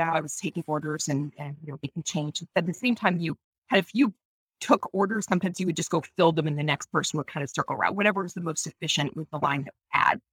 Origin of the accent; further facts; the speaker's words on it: Maine, United States; in my hometown, which is a small town in you know, Maine